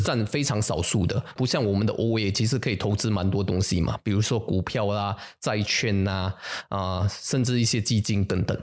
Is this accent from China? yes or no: no; Singapore; 我们新加坡人